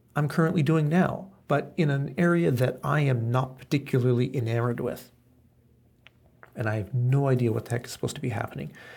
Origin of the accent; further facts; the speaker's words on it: Canada; now in Japan; I was born in Canada